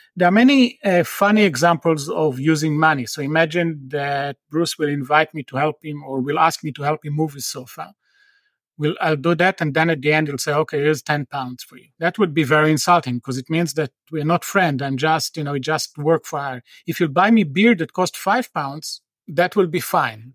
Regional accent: Tel Aviv, Tel Aviv District, Israel; moved away; I'm from Tel Aviv originally.

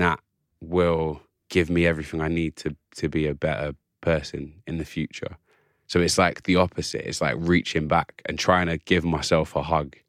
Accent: England, United Kingdom; I'm English officially, but I have a very complex, as all of us do, all of us colonized peoples have a very complicated relationship with the history of this country.

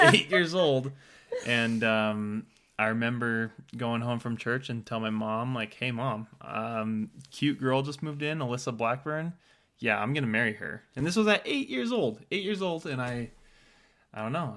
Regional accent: Temecula, California, United States; we're from Temecula is where, where we met. And so I've been living in Temecula for, I think, three years, two years maybe at that point

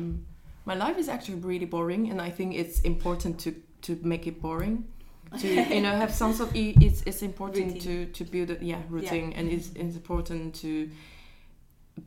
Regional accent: Taiwan; moved away; I grew up in Taiwan

